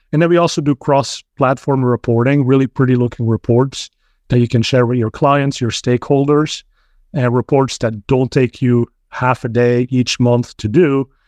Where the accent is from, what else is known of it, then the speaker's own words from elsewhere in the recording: Belgium; now in Bay Area, United States; I'm originally from Belgium, so spoke Dutch